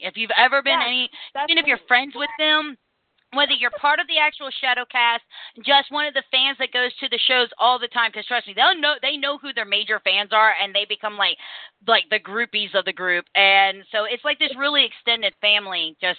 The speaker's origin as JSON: {"language": "English", "town": "Cincinnati", "region": "Ohio", "country": "United States", "tie": "born or raised there", "said": "the greater Cincinnati area, my hometown"}